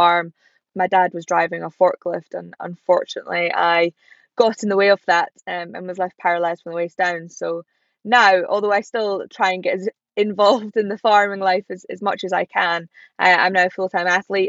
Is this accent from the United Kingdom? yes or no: yes; Scottish Borders, Scotland, United Kingdom; I was brought up in the Scottish Borders on a farm called Middle Third Farm.